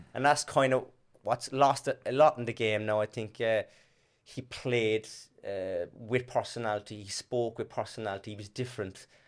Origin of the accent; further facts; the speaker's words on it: Cork, Munster, Ireland; also born or lived in Blarney Street, Cork; now in Australia; I'm from Torrendale in Dublin Hill